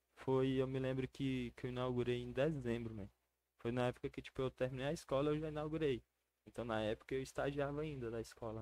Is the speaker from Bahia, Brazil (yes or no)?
no; Brasília, Federal District, Brazil; also born or lived in Recanto das Emas / Ceilândia; Nasci em Brasília, vivo lá até hoje